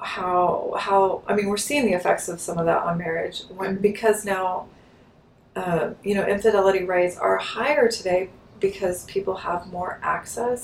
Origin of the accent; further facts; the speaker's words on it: California, United States; now in Texas, United States; I'm from California